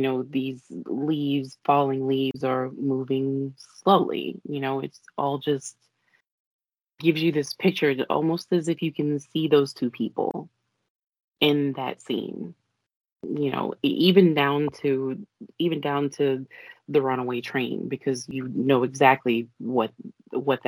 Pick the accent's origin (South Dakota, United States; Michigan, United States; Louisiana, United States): Louisiana, United States; New Orleans; Coming from New Orleans